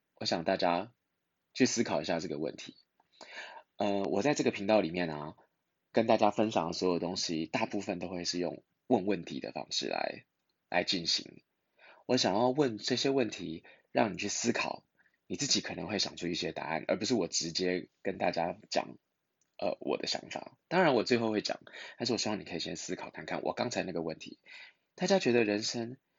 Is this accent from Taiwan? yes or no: yes; Taiwan; 我们在台湾